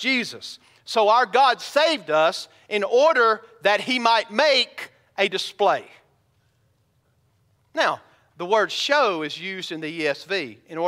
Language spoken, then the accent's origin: English; Bowman, Georgia, United States; now in Ozark, United States; When I was a kid growing up in Bowman, Georgia, we only had about 800 people that lived there